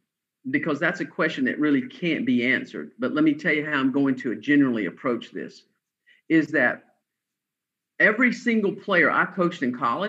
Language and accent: English; Atlanta, Georgia, United States; I'm a Southern guy from Atlanta, Georgia